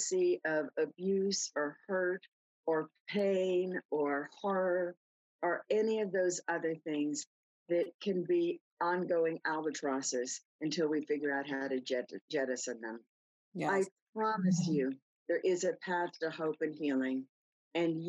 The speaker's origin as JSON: {"language": "English", "town": "New York City", "region": "New York", "country": "United States", "tie": "born or raised there", "said": "I grew up in New York City. I grew up on the sidewalks."}